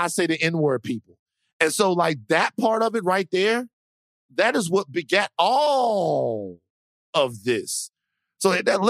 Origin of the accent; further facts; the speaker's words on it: Dallas, Texas, United States; Look, I'm very proud to be from the South. I am from Dallas, Texas.